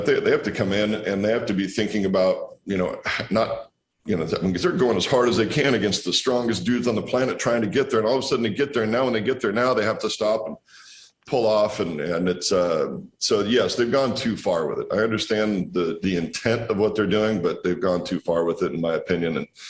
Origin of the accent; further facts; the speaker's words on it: Walla Walla, Washington, United States; No, we're out here making wine in my hometown in Walla Walla.